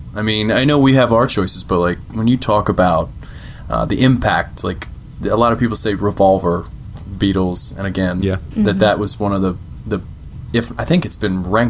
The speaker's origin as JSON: {"language": "English", "region": "East Coast", "country": "United States", "tie": "born or raised there", "said": "growing up on the East Coast."}